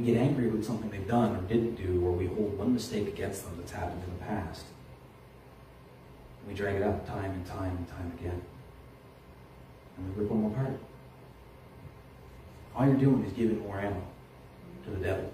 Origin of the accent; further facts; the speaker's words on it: Halifax, Nova Scotia, Canada; when I was a kid in Halifax